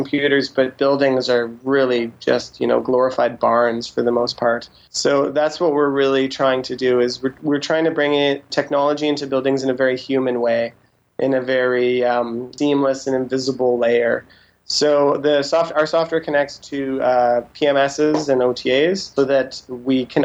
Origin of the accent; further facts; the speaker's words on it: Saskatchewan, Canada; moved away; I'm originally from Saskatchewan, so most of my family's Mennonite, and so they're not super keen on technology